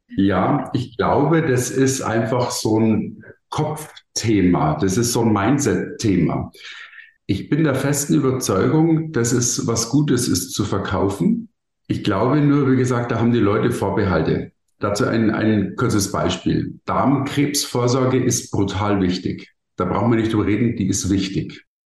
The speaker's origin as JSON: {"language": "German", "region": "Bavaria", "country": "Germany", "said": "ich komme aus Bayern"}